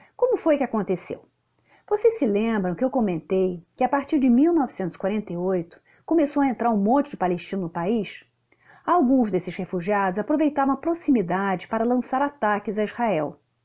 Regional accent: Lebanon

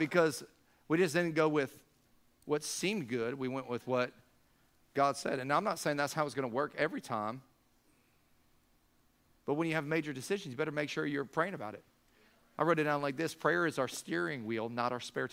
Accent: Siesta Key, Florida, United States; I lived on Siesta Key. That's where I grew up in the Sarasota-Bradenton area

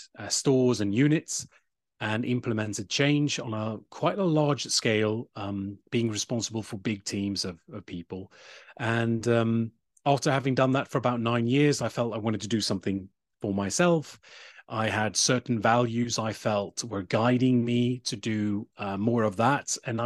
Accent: Sweden; accent: British; also born or lived in England; it's Polish and Czechoslovak name in way back. But I live in Sweden, so I'm from Sweden, you could say. But I do have this British accent, which is because I lived in England when I was younger.

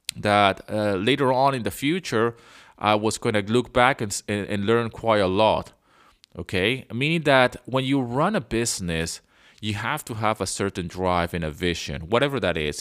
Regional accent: Venezuela; moved away as an adult; also born or lived in London, United Kingdom; I was born in London, but I grew up in Venezuela.

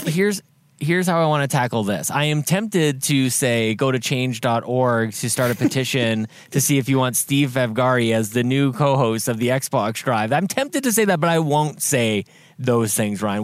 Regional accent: Canada; moved away; back into my home country

